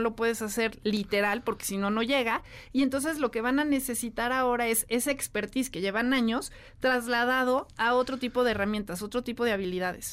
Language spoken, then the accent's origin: Spanish; Mexico